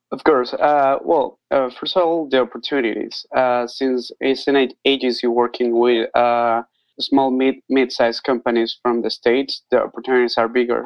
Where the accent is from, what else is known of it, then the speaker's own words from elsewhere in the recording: Costa Rica; now in Nicaragua; I am from Costa Rica, but I live in Nicaragua